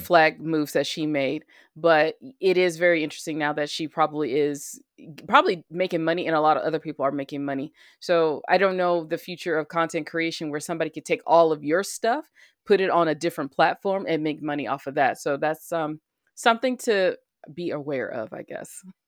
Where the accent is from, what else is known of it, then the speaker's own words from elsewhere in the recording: Alabama, United States; the state of Alabama, my home state where I was born and raised